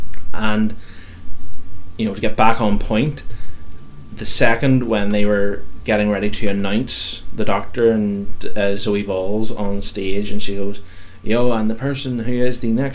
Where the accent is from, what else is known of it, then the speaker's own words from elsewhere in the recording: United Kingdom; I'm British.